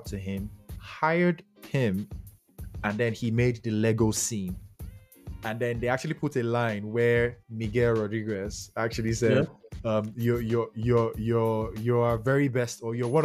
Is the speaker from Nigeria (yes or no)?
yes; Nigeria; I'm a Nigerian